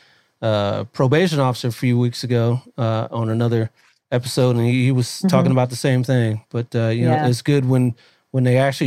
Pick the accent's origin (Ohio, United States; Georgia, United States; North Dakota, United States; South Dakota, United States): Ohio, United States; Columbus; now in California, United States; I thought my mom had courage because we're originally from Columbus, Ohio. And we moved out here in, I think it was 84.